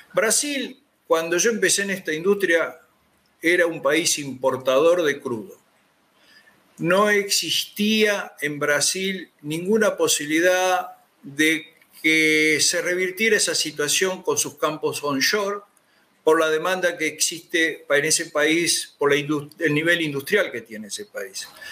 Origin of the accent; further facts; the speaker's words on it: Comodoro Rivadavia, Chubut, Argentina; los que somos de Comodoro